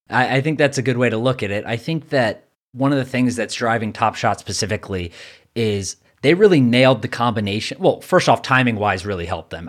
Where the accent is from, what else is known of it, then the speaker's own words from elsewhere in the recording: New York, United States; I'm a New Yorker